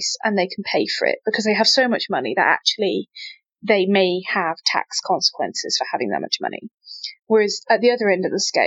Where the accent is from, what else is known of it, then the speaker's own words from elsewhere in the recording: Midlands, United Kingdom; growing up in the Midlands